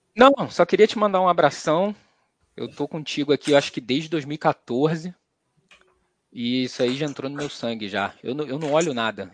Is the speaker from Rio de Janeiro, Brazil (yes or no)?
yes; Rio de Janeiro, Brazil; now in São Paulo, Brazil; Eu sou carioca e moro aqui em São Paulo